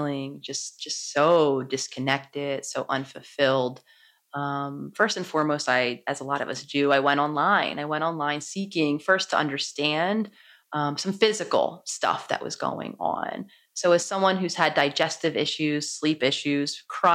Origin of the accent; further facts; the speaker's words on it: Philadelphia, Pennsylvania, United States; I was born in Philadelphia, so very much a city girl at heart. I was living in Philadelphia in my home city